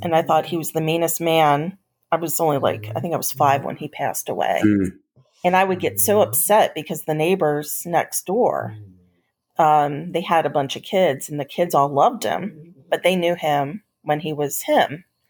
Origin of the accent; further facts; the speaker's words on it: Gettysburg, Pennsylvania, United States; moved away as an adult; also born or lived in Roanoke, Virginia; I grew up in Gettysburg, Pennsylvania